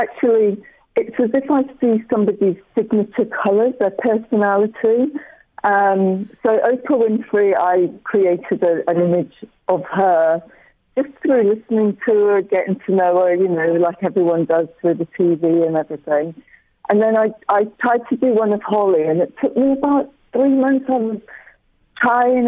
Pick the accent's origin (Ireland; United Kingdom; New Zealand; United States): United Kingdom; Scotland; I'm Scottish as well